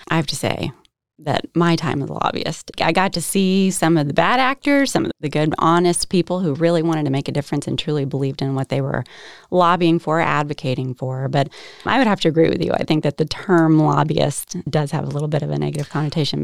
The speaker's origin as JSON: {"language": "English", "town": "Herndon", "region": "Virginia", "country": "United States", "tie": "born or raised there", "moved": "yes", "lives_now": "Holly Springs, United States", "said": "I grew up in Herndon, Virginia, like you said, Northern Virginia"}